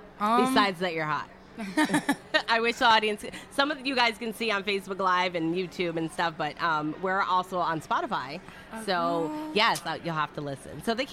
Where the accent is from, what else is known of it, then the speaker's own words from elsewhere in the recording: Detroit, Michigan, United States; now in Florida, United States; I'm originally from Detroit, Michigan, but I moved here like 18, 19 years ago, maybe a little longer. So I guess I'm a Floridian now.